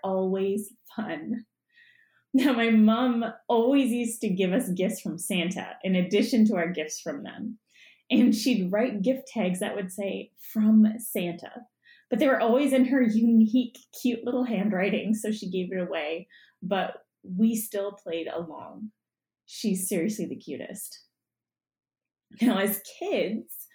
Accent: Canada; also born or lived in Punjab (ancestry); we're Canadian

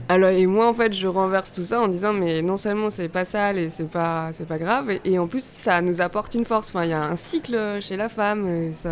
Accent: Auvergne-Rhône-Alpes, France; je viens d'Auvergne

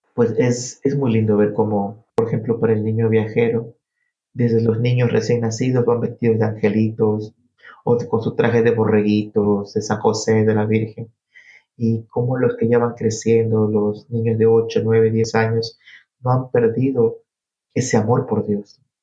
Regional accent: Naranjal, Guayas, Ecuador; moved away as an adult; also born or lived in New York; now in Peekskill, United States; soy ecuatoriano, 100%. Nací en un pueblo muy pequeño al sur del país que se llama Naranjal. Eso queda en una provincia llamada El Guayas

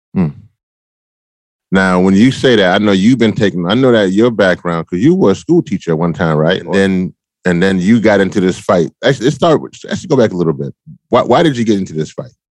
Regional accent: Louisiana, United States; I'm from Louisiana

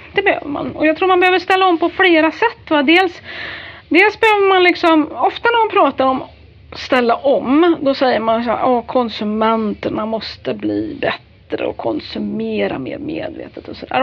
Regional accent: Värmland, Sweden; jag är ju värmlänning

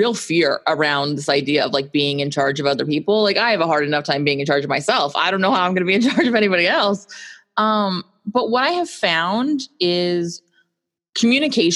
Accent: Phoenix, Arizona, United States; now in Southern California, United States; I grew up in Phoenix, Arizona, which is quite hot.

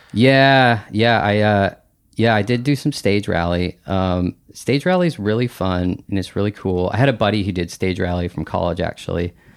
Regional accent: Bellingham, Washington, United States; I grew up in Bellingham, Washington

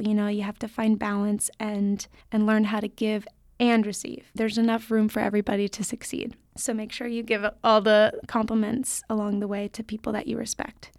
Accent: South Lake Tahoe, California, United States; I grew up in South Lake Tahoe, California, with no ballet training

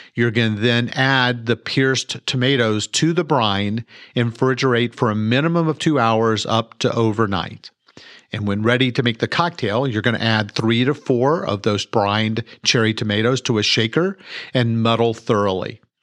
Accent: Mansfield, Texas, United States; I was born and raised here in Mansfield, Texas.

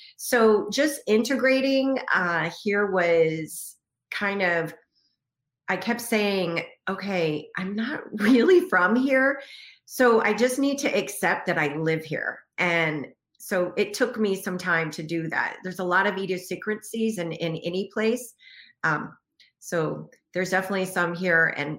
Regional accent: Texas, United States; also born or lived in Washington, D.C.; now in Boston, United States; So I am originally from Texas and spent a majority of my life in Washington, D.C., and then moved to Boston like 4 years ago.

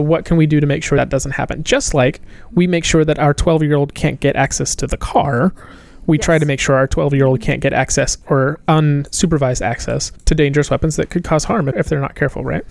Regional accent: Appalachia, United States; moved away; also born or lived in Manhattan, New York; I grew up in the South. I grew up in Appalachia

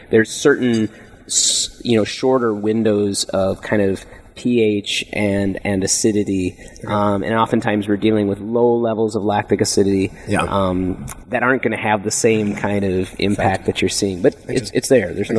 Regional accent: Minnesota, United States; moved away as an adult; now in California, United States; I came from the Midwest. There wasn't a big wine scene in Minnesota where I grew up

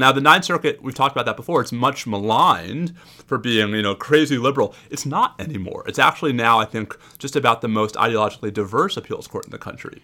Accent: New York, United States; a New Yorker

